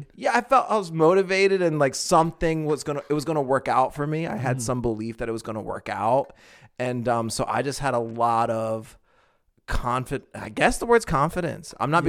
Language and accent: English; East Coast, United States; Because imagine, I came from the East Coast.